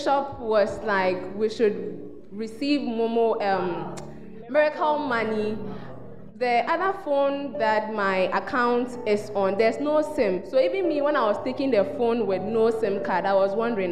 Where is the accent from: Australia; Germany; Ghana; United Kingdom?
Ghana; I'm from the Bosco region.